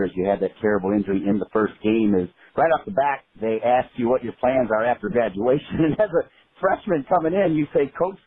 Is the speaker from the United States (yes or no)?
yes; Midwest, United States; I'm from the Midwest